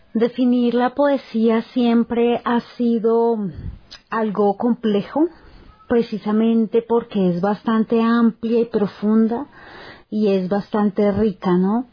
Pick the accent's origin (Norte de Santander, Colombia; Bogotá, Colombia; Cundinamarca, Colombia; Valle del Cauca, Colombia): Cundinamarca, Colombia; Chía; soy escritora de Chía, Cundinamarca